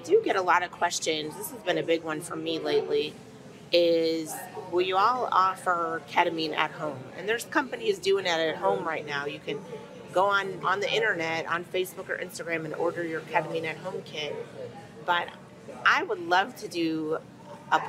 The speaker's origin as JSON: {"language": "English", "region": "Texas", "country": "United States", "said": "We're from Texas"}